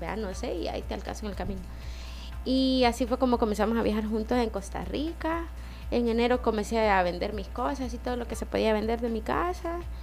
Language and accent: Spanish; El Salvador; sos mujer salvadoreña